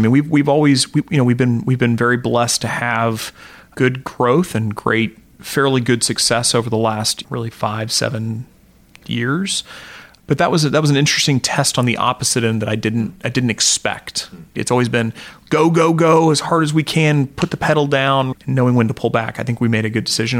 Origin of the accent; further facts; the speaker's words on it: Joplin, Missouri, United States; I come from Joplin, Missouri, so uh, you know, farming community as well down there